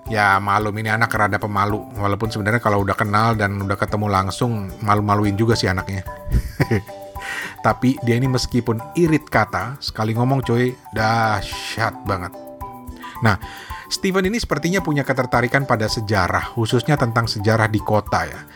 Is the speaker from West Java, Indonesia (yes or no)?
no; Jakarta, Indonesia; kami ini masa kecilnya tinggal di kota itu, walaupun Toto nggak mengakui gua anak Jakarta sebetulnya.